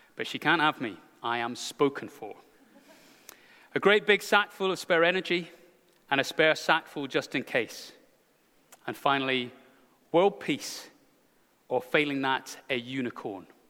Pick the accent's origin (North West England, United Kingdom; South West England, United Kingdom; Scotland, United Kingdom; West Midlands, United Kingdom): Scotland, United Kingdom; speaking as a Scotsman